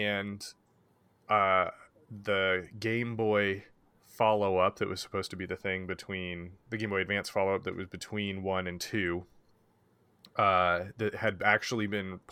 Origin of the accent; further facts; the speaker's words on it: Oregon, United States; As an Oregonian